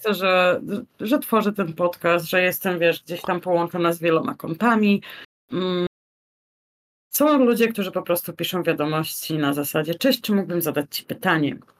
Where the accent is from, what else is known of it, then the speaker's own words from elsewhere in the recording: Poland; now in Almada, Portugal; Z Polski